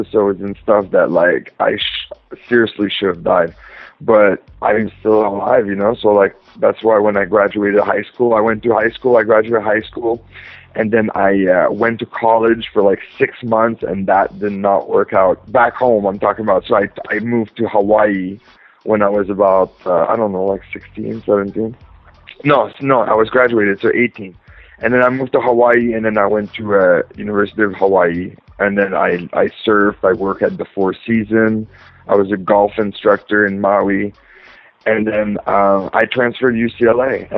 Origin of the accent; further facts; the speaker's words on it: Edmundston, New Brunswick, Canada; moved away; I was born and raised in a small town in New Brunswick, Canada. It's called Edmundston